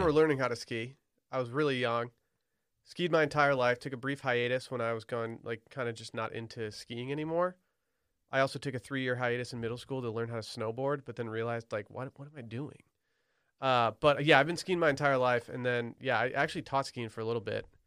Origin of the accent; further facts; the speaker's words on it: Michigan, United States; we have an, a very impressive terrain park at both ski areas in my hometown